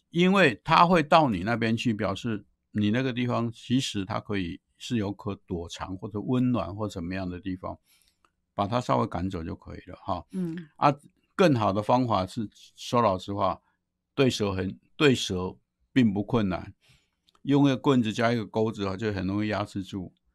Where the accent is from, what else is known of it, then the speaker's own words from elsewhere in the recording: Taiwan; 尤其是我们台湾人那么多哈